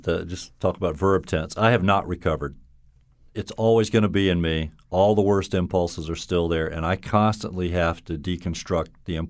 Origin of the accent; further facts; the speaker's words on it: the South, United States; now in Connecticut, United States; But, you know, I'll always identify as a Southerner.